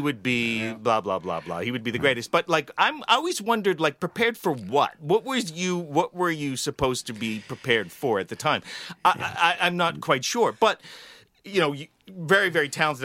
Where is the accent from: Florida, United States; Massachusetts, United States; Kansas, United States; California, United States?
Massachusetts, United States; Woburn; I grew up in Woburn